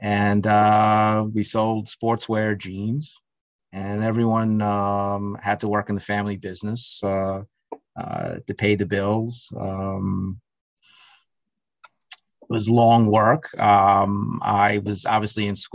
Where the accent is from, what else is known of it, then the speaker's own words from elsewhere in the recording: New York City, New York, United States; also born or lived in Russia / Israel / Brooklyn; I really grew up in Queens. We moved to Rego Park, and that's where I went to school, grade school, middle school, and high school.